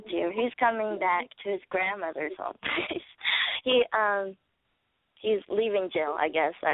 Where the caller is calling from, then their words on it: Bakersfield, California, United States; I'm calling from Bakersfield, California, and I'm 23.